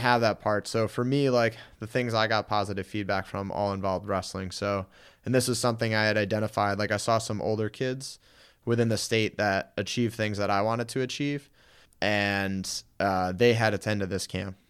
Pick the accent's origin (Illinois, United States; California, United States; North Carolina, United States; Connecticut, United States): Connecticut, United States; Guilford; moved away as an adult; also born or lived in Springfield, Massachusetts; now in Los Angeles, United States; I grew up in Connecticut in the New Haven area, um, town called Guilford.